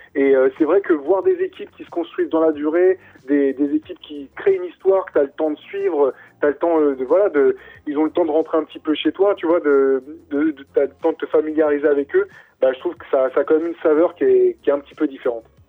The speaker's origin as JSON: {"language": "French", "country": "France", "said": "nous, en tant que Français"}